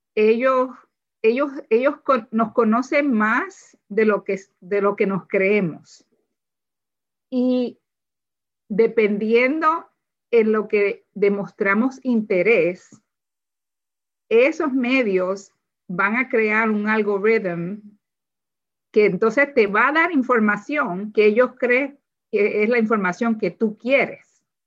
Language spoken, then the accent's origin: Spanish; Puerto Rico; moved away as an adult; now in Howard County, Maryland, United States; yo soy de Puerto Rico